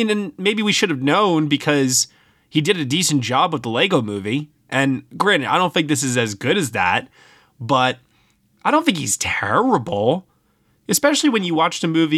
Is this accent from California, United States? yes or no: no; Brooklyn, New York, United States; my hometown of Brooklyn